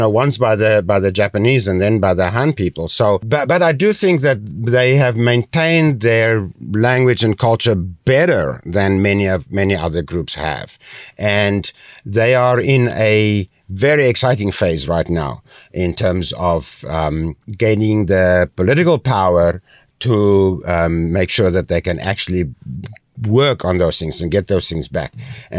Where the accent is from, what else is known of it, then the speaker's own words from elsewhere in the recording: South Africa; now in Taiwan; I come from South Africa. I'm a white Afrikaner male.